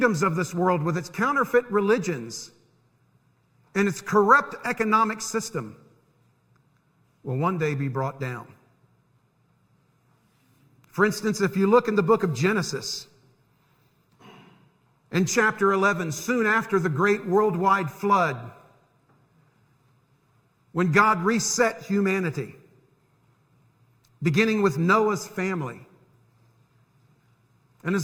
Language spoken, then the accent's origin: English; United States; I'm an American